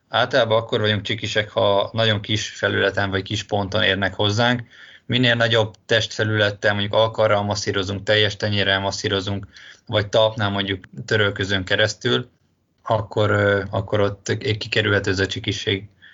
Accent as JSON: {"language": "Hungarian", "country": "Hungary", "moved": "yes", "lives_now": "Budapest, Hungary", "said": "én vidéki vagyok"}